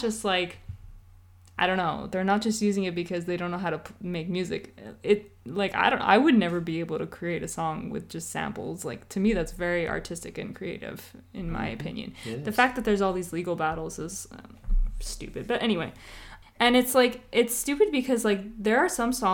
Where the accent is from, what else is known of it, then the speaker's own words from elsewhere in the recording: East Coast, United States; we're from the East Coast